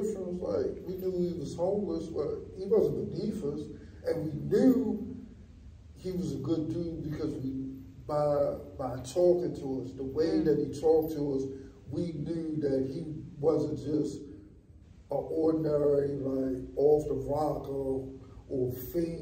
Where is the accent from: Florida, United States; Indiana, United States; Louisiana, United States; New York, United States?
New York, United States; New York City; I come from Van Dyke Housing in Brooklyn